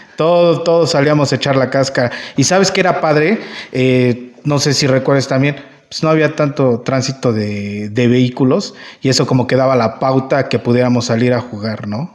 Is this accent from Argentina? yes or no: no; La Piedad, Michoacán, Mexico; yo soy de La Piedad